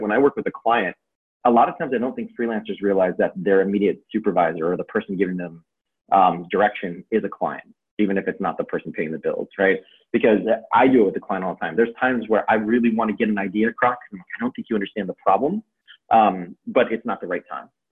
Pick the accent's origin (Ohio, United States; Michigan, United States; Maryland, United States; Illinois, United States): Illinois, United States; Chicago; growing up in Chicago